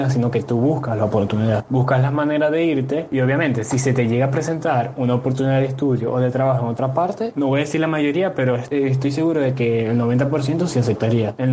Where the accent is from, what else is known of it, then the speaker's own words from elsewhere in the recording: Maracaibo, Zulia, Venezuela; accent: maracucho; algo particular que tienen los maracuchos o los zulianos, los que nacemos aquí en el Zulia, los que nos criamos aquí, es que nuestro acento es muy marcado.